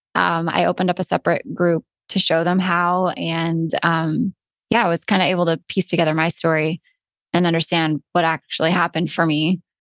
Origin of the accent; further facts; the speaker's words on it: Alaska, United States; moved away as an adult; also born or lived in Florida; my husband and I were born and raised in Alaska